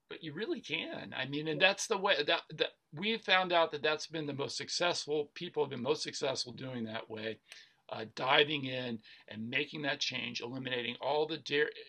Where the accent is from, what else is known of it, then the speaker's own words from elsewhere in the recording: Atlanta, Georgia, United States; I grew up in Atlanta, Georgia, where fried food, you know, fried chicken is a food group in Atlanta, Georgia.